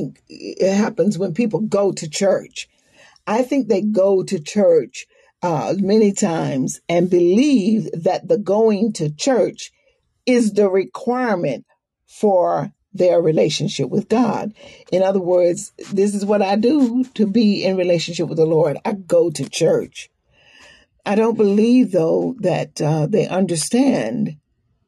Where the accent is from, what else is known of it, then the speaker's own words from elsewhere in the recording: the South, United States; moved away; also born or lived in New York City; we had been walking down the streets of the South in my hometown, in the South